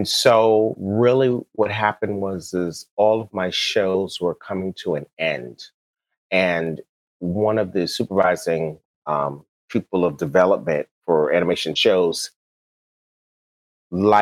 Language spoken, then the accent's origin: English; New York, United States; also born or lived in the South; now in California, United States; I'm a New Yorker, but I lived in the South